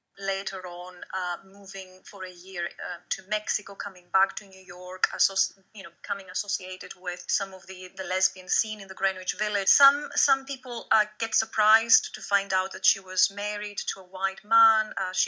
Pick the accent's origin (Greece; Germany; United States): Greece; now in United Kingdom; I am an academic here in the UK, but I come from Greece.